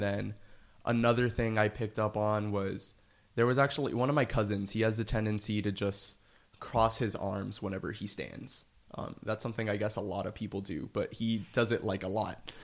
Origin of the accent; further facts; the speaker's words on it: Miami, Florida, United States; moved away as an adult; now in New York, United States; I'm originally from Miami, Florida